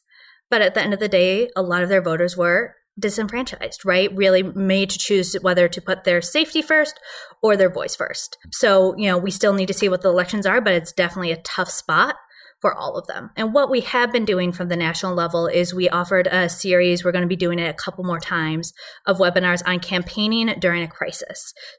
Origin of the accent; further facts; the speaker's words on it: Wisconsin, United States; When I was growing up, Wisconsin passed a constitutional amendment preventing civil unions and gay marriage, right?